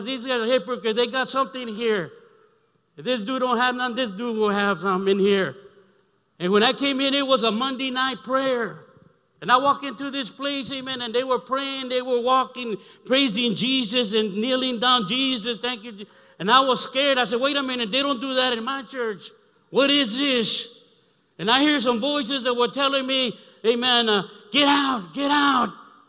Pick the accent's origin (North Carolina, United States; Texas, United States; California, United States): California, United States; Brawley; now in Los Angeles, United States; I came back from Imperial Valley, amen, Brawley, my hometown, those that are watching, amen. Amen. And I came to LA 73 to live that lifestyle.